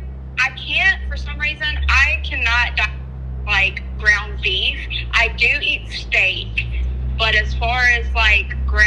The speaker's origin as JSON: {"language": "English", "region": "North Carolina", "country": "United States", "said": "North Carolina."}